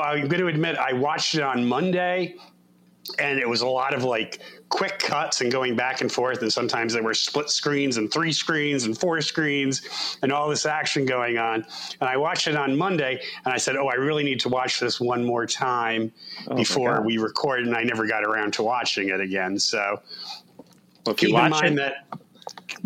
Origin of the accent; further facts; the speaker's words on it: United States; Tim and I grew up on the Pennsylvania border